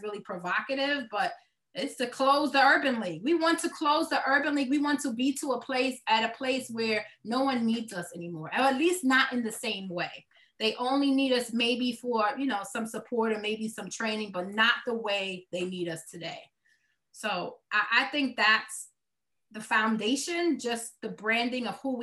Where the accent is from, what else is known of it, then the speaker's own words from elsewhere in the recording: New York City, New York, United States; accent: Brooklyn; This is me with this Brooklyn accent